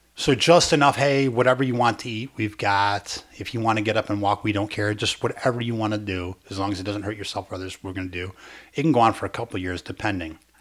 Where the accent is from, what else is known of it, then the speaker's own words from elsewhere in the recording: Chicago, Illinois, United States; accent: old-fashioned Chicago (like Dennis Farina); my accent sounds like it was buried in a time capsule behind Dennis Farina's house.